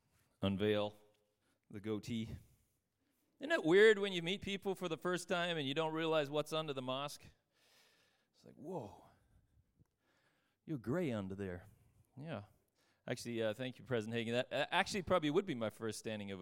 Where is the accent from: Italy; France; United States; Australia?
Australia; growing up in Australia, we fished a lot